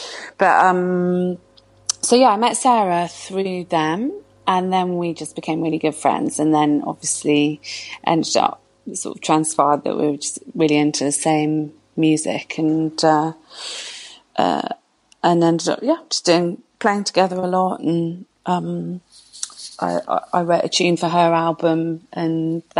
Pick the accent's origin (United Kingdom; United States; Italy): United Kingdom; Bristol, South West England; moved away as an adult; also born or lived in London / Birmingham; now in Bristol, United Kingdom; when we moved back to Bristol, my hometown